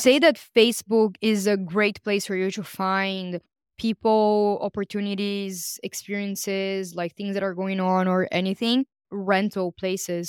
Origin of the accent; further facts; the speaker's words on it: Brazil; moved away; I'm from Brazil